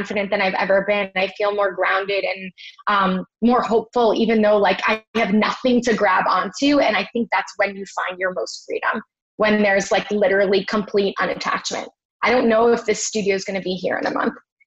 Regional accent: Miami Beach, Florida, United States; now in New York, United States; I grew up in Miami Beach

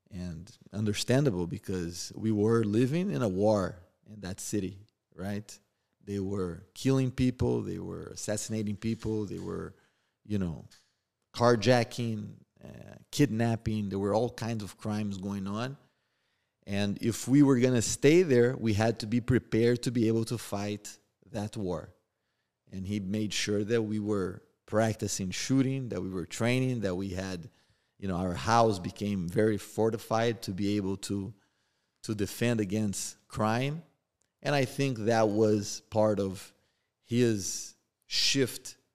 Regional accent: Rio de Janeiro, Brazil; born or raised there; now in United States

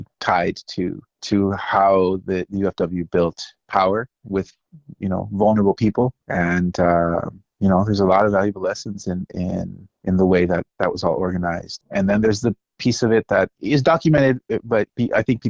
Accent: Salinas, California, United States; also born or lived in Los Angeles; I was born in Salinas.

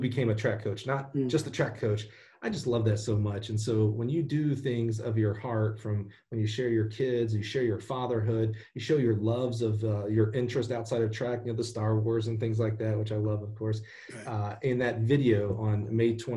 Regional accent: Alabama, United States; I'm a kid from Alabama.

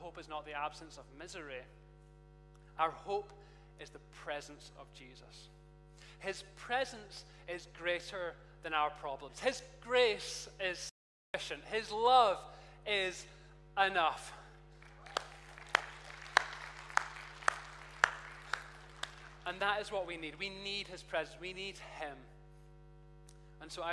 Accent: Perth, Scotland, United Kingdom; now in Edinburgh, United Kingdom; Perth is my hometown. Perth, Scotland, not Perth, anywhere else.

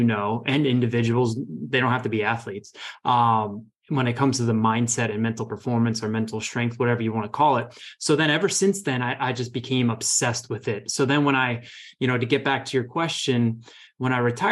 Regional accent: Northern Virginia, United States; moved away as an adult; now in Rockville, United States; I grew up in Northern Virginia

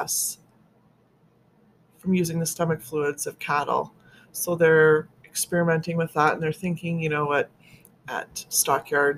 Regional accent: Saskatchewan, Canada; now in Alberta, Canada; living in Alberta and growing up in Saskatchewan

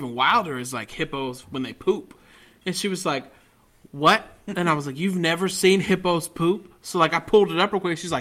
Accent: the South, United States; I'm from the South

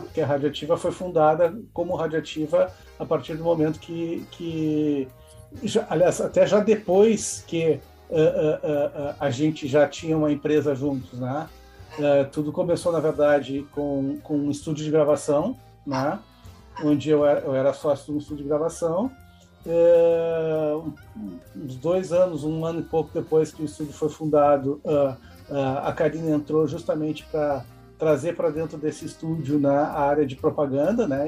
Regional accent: Porto Alegre, Rio Grande do Sul, Brazil; sou porto-alegrense, nascido na Beneficência Portuguesa

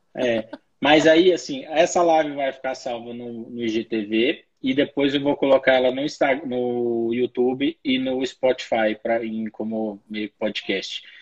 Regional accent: Brazil; A gente é brasileiro

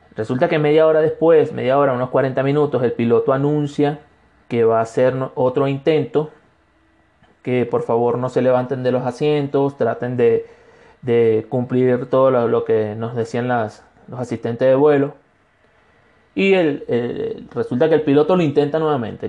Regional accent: Barcelona, Anzoátegui, Venezuela; moved away as an adult; now in Cuenca, Ecuador; soy un venezolano de Ecuador

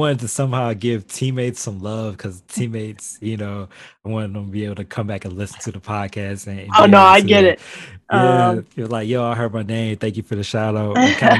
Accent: Chicago, Illinois, United States; now in Indiana, United States; So I'm originally from Chicago, so I grew up on the South Side.

